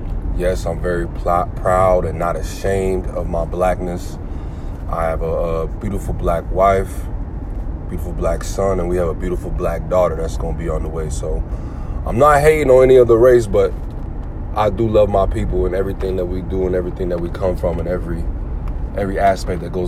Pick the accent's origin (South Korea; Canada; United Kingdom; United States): United States; New Jersey; moved away as an adult; also born or lived in Houston, Texas; now in Florida, United States; Living in Sunshiny, Florida. I hail from Jersey. Born in Houston, Texas. So got love for Texas, but you know I rep Jersey because that's where everything has happened, man, for me